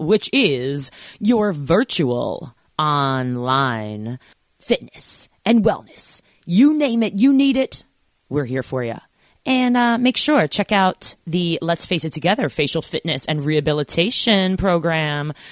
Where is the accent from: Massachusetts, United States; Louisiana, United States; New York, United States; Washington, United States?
New York, United States; Long Island